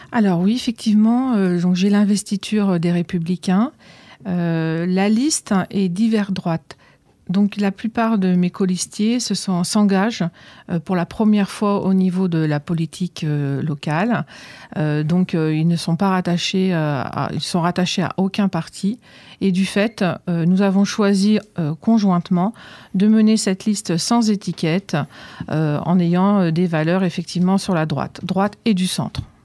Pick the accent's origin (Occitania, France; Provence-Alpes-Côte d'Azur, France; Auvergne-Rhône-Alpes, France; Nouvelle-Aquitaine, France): Auvergne-Rhône-Alpes, France; now in Arcueil, France; je suis Auvergnate